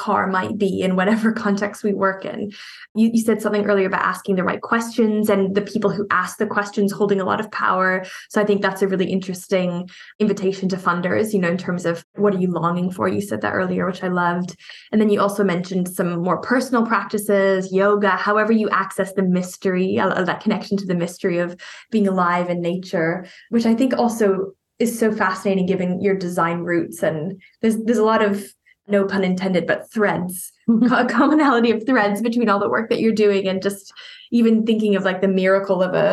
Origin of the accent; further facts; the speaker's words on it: Canada; I'm from Canada